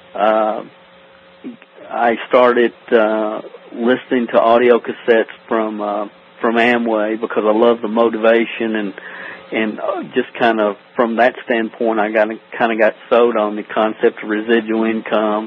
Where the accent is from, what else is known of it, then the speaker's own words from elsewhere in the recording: Stamping Ground, Kentucky, United States; I'm from a little town in Kentucky called Stamping Ground. There's, it's population 400. It's like Mayberry. Uh, literally, there's not a stoplight in the town, and that's that's kind of where I grew up here in Kentucky